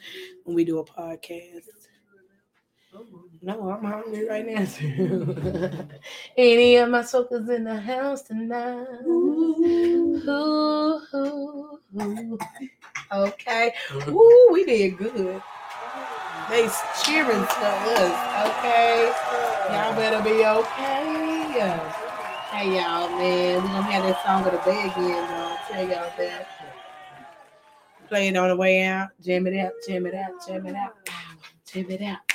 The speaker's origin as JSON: {"language": "English", "region": "Texas", "country": "United States", "said": "we're from Texas. We're from Texas"}